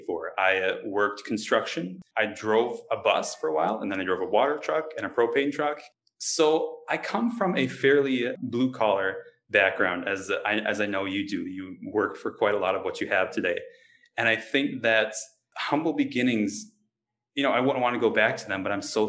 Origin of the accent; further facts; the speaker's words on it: Wisconsin, United States; growing up in Wisconsin